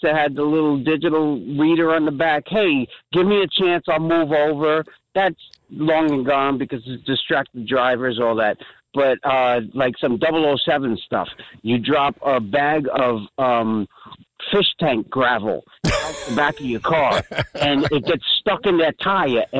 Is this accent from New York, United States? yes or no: yes; New York City, New York, United States; now in Toms River, United States; I grew up in Brooklyn.